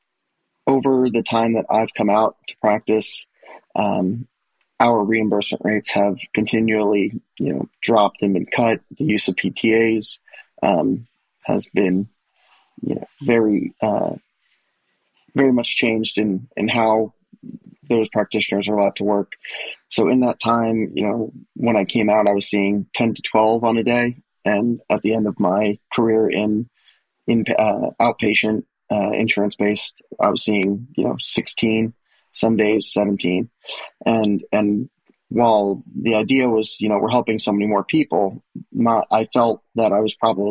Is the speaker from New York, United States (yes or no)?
yes; New York City, New York, United States; moved away as an adult; also born or lived in Delaware; now in Nashville, United States; I'm originally from the New York City area